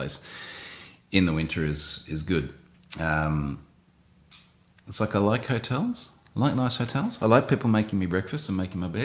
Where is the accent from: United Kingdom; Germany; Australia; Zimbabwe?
Australia; as an Australian